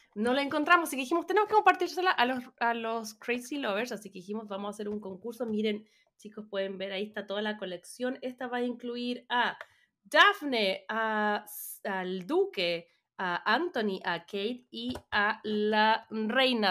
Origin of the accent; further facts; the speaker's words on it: Chile; moved away as an adult; como chilena